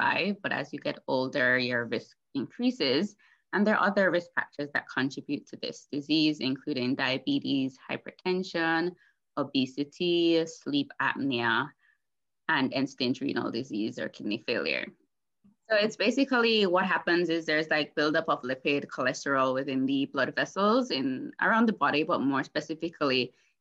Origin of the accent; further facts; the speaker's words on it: Jamaica; moved away as an adult; now in Toronto, Canada; I am a Jamaican born and grown